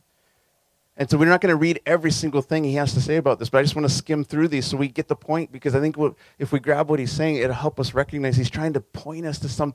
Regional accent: Southern California, United States; as a kid growing up in SoCal

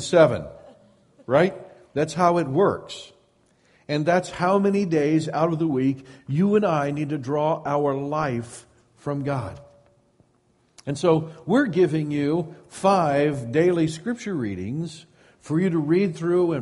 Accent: Midwest, United States; now in Sonoma County, United States; I grew up in the Midwest

